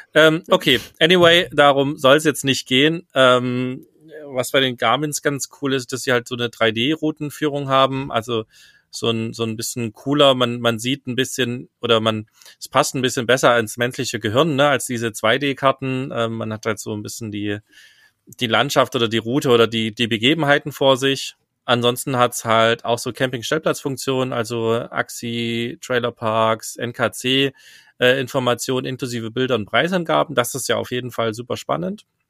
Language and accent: German; Germany; als Deutscher